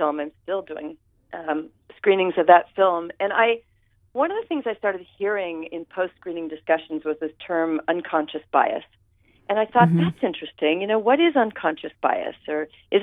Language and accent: English; San Francisco, California, United States; I grew up in Pacific Heights in San Francisco